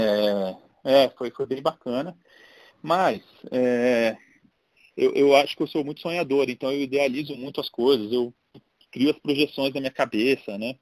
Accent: Brasília, Federal District, Brazil; moved away as an adult; also born or lived in San Diego; now in São Paulo, Brazil; sou original de Brasília, estou em São Paulo há 20 e cinco anos

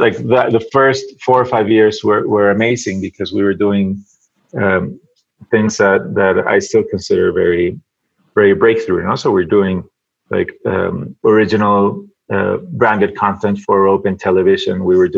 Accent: Venezuela; also born or lived in United States; now in Mexico City, Mexico; I'm originally from Venezuela. I went to school in the States, and I've been living in Mexico for the last 15 years.

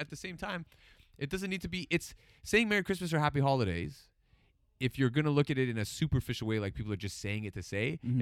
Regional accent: Toronto, Ontario, Canada; moved away as an adult; now in Newmarket, Canada; I grew up in Scarborough

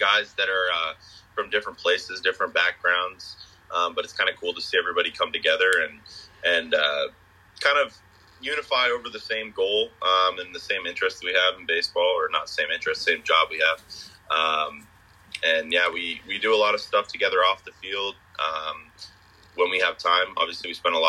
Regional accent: Bangor, Maine, United States; I'm a local kid. I grew up in the Bangor, Maine area

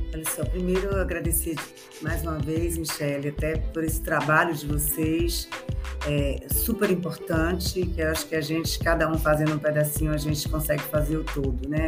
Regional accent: Bahia, Brazil; esse estado onde eu me criei e onde eu consegui tudo, ter meus filhos, minha vida, minha família, meus amigos.

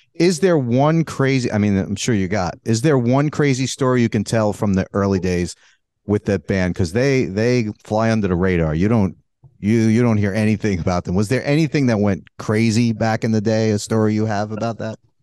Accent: New York City, New York, United States; I grew up in Brooklyn. That's where I'm from

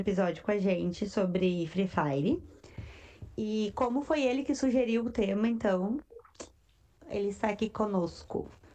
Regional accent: Rio Grande do Sul, Brazil; somos gaúchos

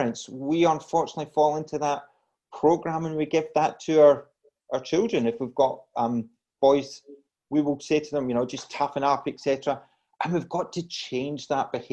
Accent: Glasgow, Scotland, United Kingdom; now in Australia; as you gather from my accent, I'm originally from Scotland

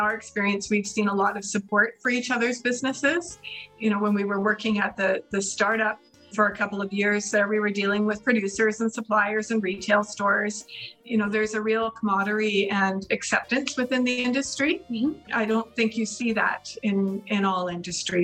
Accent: Burns Lake, British Columbia, Canada; Kim and I both grew up in Burns Lake

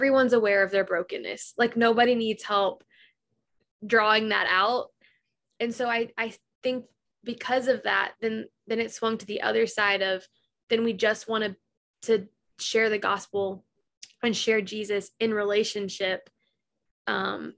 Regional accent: the South, United States; we grew up in the South

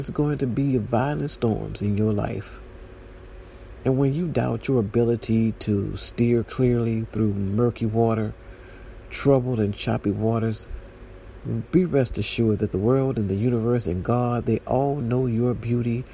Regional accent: San Juan, Puerto Rico; I use the sea often because I'm from San Juan

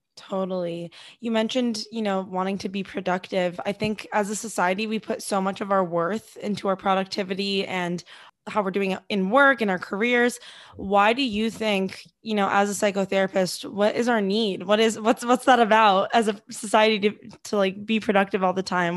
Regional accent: Los Angeles, California, United States; now in New York, United States; I'm from L A too, and now I'm in New York

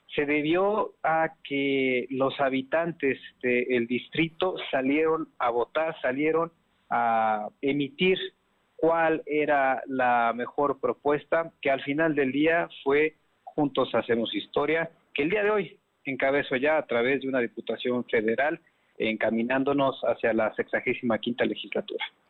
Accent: Puebla, Mexico; como poblanos

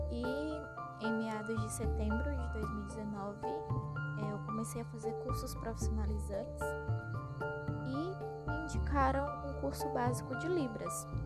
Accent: Tarauacá, Acre, Brazil; tenho 20 anos, sou natural de Tarauacá, Acre

